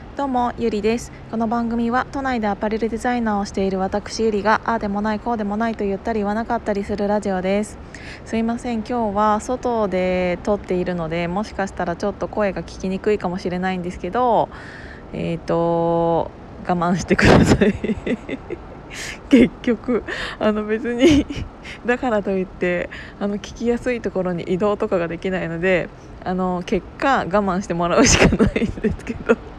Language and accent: Japanese; Kiryu, Gunma, Japan; 群馬県桐生市っていうところで生まれ育って